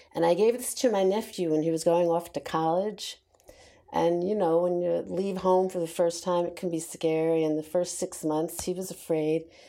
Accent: New York, United States; I was born and raised in New York

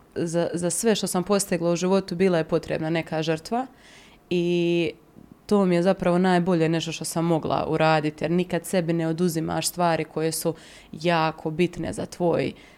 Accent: Mostar, Federation of Bosnia and Herzegovina, Bosnia & Herzegovina; moved away as an adult; now in Zagreb, Croatia; u mom rodnom gradu Mostaru

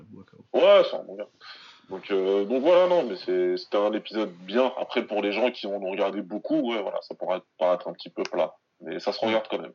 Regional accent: Senegal; je suis moi-même du Sénégal

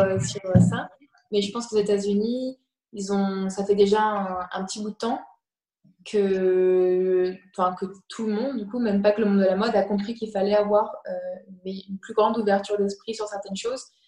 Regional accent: France; moved away as an adult; also born or lived in Canada / New York; je suis française, comme ça s'entend

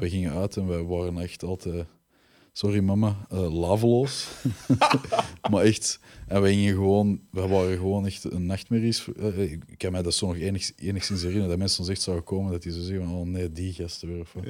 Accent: Belgium; We zijn echt wel Belgen met roots

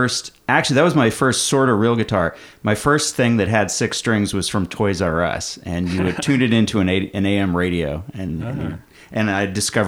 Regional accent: San Francisco, California, United States; I grew up in San Francisco

